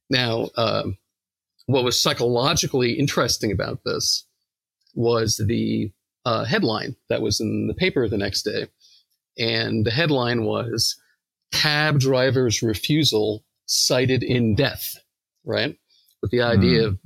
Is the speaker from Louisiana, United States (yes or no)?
no; New York, United States; accent: New York; and they made fun of my New York accent.